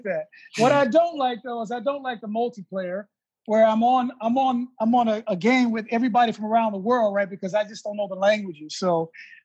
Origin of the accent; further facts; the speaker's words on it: Houston, Texas, United States; moved away; also born or lived in Washington, D.C. / New York; I grew up in Texas